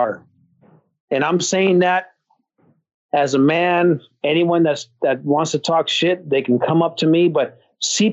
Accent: San Francisco, California, United States; I'm from San Francisco

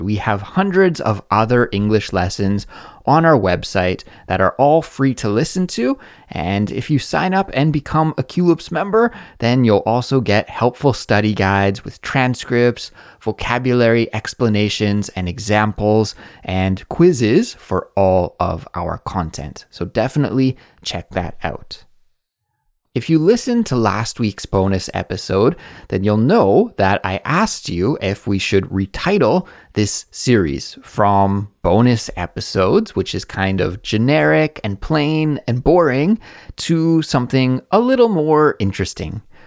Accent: Canada; now in South Korea

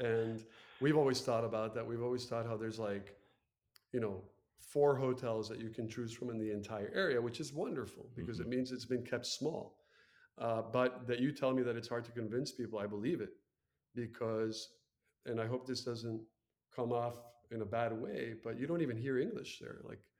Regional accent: United States; now in San Jose, Costa Rica; And well, I am American. I consider myself American, obviously

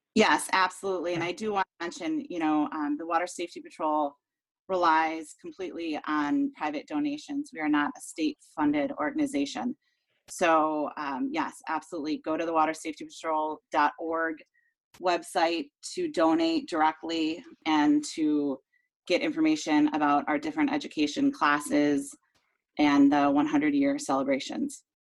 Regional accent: Lake Geneva area, Wisconsin, United States; I was born and raised um, in the area as well

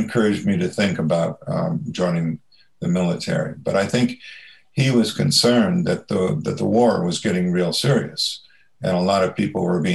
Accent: Ames, Iowa, United States; I grew up in Ames, Iowa, where Iowa State University is.

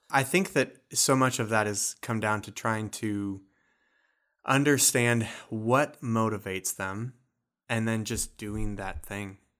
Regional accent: Illinois, United States; moved away as an adult; now in Wisconsin, United States; I'm originally from Illinois and came up to go to Carthage College.

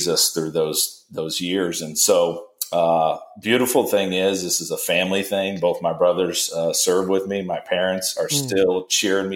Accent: Kokomo, Indiana, United States; also born or lived in New Jersey; I am from Kokomo, Indiana

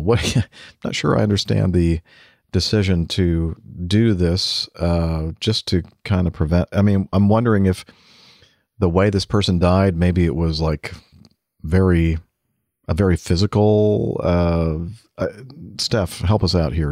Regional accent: United States; I'm American

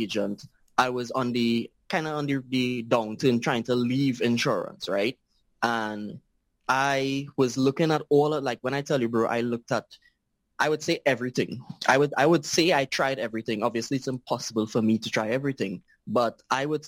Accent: Trinidad & Tobago; I am from Trinidad and Tobago, a very, very small island.

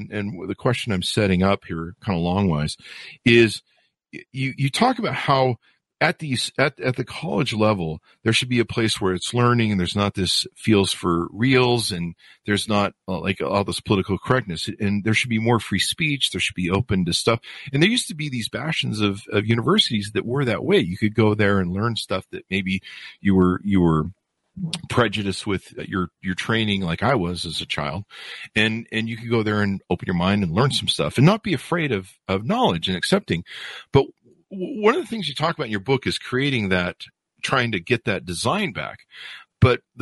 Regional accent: United States; Growing up in America

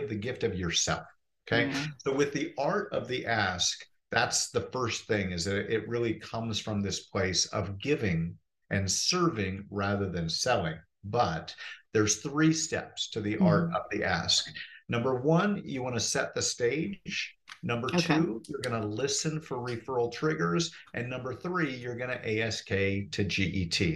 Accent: Portland, Oregon, United States; moved away as an adult; now in Phoenix, United States; I'm from Portland, Oregon originally, and my wife and I decided to move from the rainforest down to the desert

